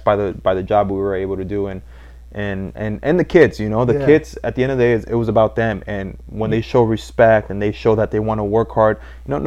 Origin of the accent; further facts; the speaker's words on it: Los Angeles, California, United States; I was born and raised in East